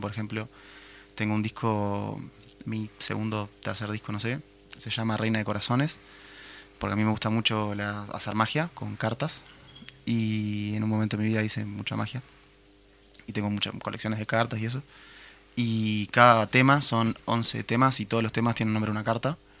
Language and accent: Spanish; Minas, Lavalleja, Uruguay; soy de Minas, vine de Minas hoy